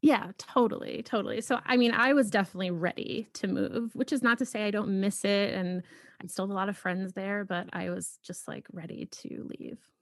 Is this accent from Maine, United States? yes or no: no; Boston, Massachusetts, United States; moved away as an adult; also born or lived in Philadelphia / New York; now in Los Angeles, United States; I grew up in Boston